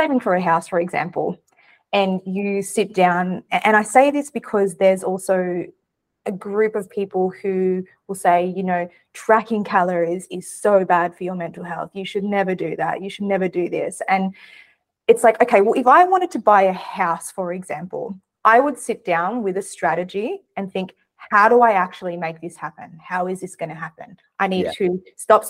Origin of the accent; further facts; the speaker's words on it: Australia; I'm Australian